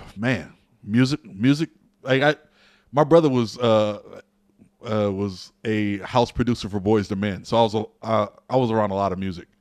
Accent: Peoria, Illinois, United States; I was a member of the River City Athletic Club in Peoria, Illinois

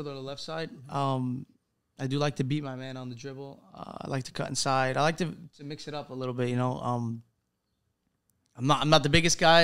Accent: New York City, New York, United States; moved away as an adult; now in Salerno, Italy; born and raised in Brooklyn my whole life. Spent 21 years there before making the jump to go play in Italy

